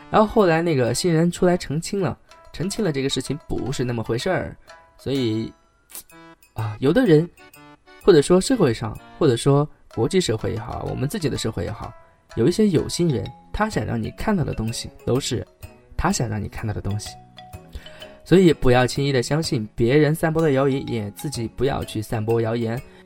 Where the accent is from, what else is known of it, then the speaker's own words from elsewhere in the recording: China; moved away; 自己作为一个中国人还是挺幸福的